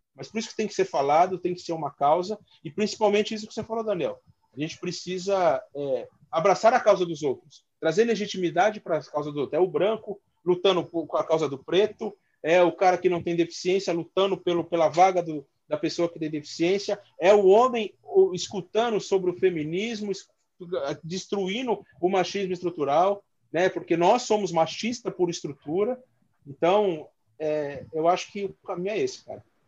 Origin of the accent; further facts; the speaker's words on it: São Paulo, Brazil; a gente nasceu na Vila Maria, periferia